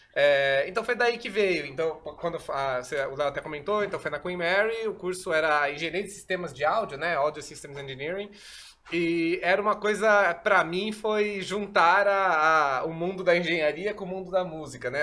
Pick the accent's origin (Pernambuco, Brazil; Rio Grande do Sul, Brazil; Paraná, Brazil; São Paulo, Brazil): São Paulo, Brazil; sou daqui de São Paulo